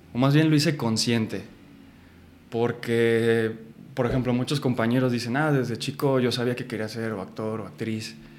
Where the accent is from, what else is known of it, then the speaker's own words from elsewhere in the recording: Guadalajara, Jalisco, Mexico; moved away as an adult; now in Mexico City, Mexico; Yo nací y crecí en Guadalajara, Jalisco